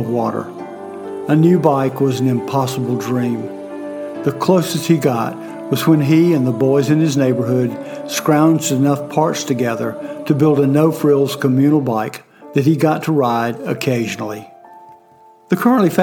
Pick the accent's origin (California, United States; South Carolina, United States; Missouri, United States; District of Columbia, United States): South Carolina, United States; York; born or raised there; also born or lived in Fort Mill, South Carolina